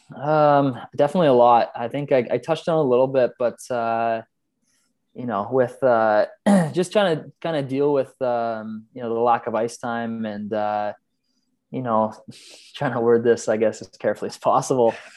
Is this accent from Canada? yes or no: yes; Canada; moved away as an adult; now in Sweden; as a Canadian